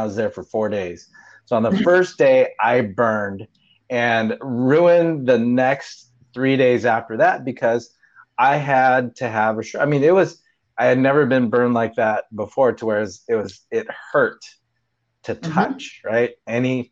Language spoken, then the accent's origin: English; San Diego, California, United States; growing up in Southern California, San Diego